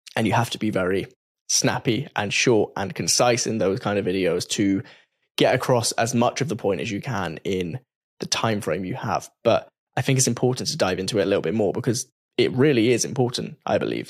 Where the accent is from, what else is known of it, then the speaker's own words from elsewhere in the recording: England, United Kingdom; I'm English. I'm basically the only English person in this whole office building